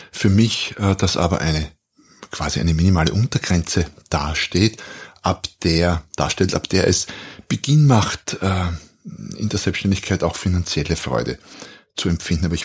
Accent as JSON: {"language": "German", "country": "Austria", "said": "ich bin Österreicher, wie man vermutlich hört, wohne ein Stück südlich, südlich von Wien"}